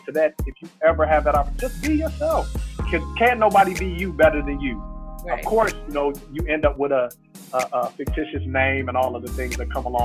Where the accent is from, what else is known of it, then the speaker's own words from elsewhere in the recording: Chicago, Illinois, United States; I'm a kid from Inglewood, south side of Chicago.